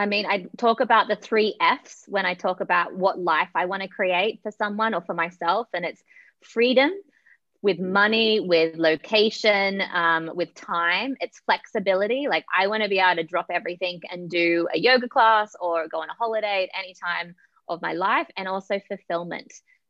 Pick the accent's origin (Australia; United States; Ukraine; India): Australia; now in Kenya; So I am currently in Kenya. I am originally from Australia.